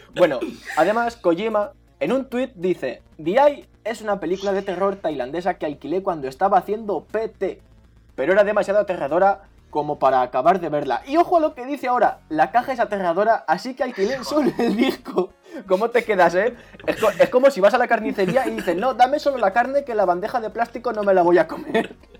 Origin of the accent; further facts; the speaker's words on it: Albacete, Castilla-La Mancha, Spain; yo soy de Albacete